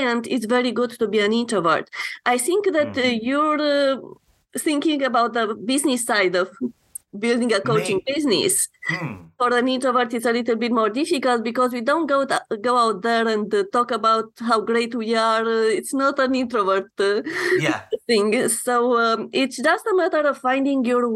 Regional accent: Romania; moved away as an adult; now in Canada; I'm coming from Romania, and when I immigrated to Canada

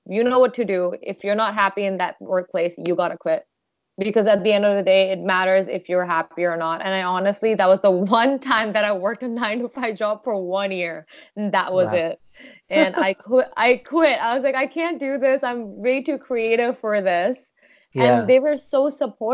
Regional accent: Doha, Qatar; now in Sarnia, Canada; I grew up in Doha, Qatar, before I came to Sarnia

